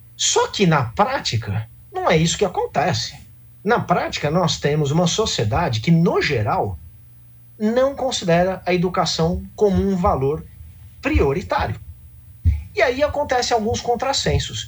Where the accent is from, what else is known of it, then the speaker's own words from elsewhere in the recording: Brazil; nós somos como brasileiros atualmente